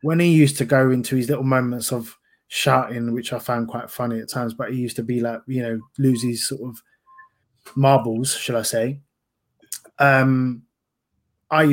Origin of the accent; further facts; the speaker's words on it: London, United Kingdom; I'm a kid from Fulton Heath, South London